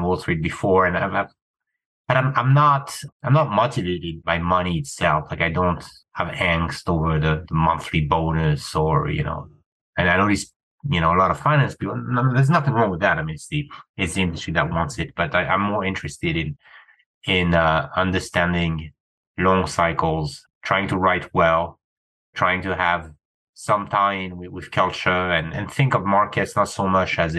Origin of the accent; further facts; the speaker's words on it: France; moved away; I grew up in France, middle-class family, teachers.